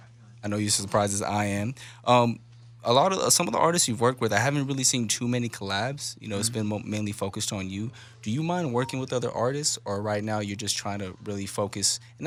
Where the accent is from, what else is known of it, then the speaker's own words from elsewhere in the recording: West Coast, United States; I'm from the West Coast, man. I grew up on, you know … I grew up on